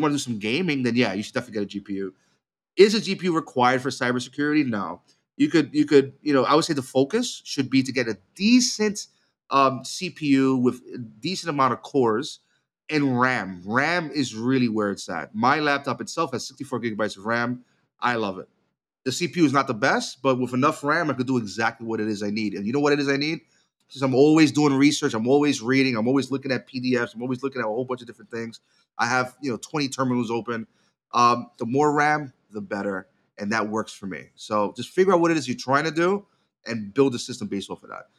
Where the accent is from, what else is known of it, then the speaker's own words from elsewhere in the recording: New York, United States; as a New Yorker and a, uh, lifelong Knicks fan